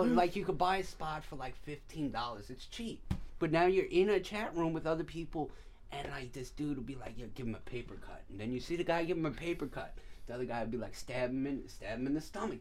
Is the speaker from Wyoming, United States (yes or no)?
no; Patchogue, New York, United States; I'm from Patchogue